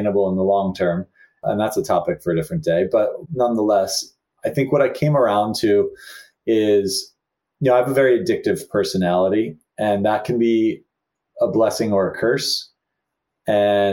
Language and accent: English; New Jersey, United States; a young Catholic kid growing up in New Jersey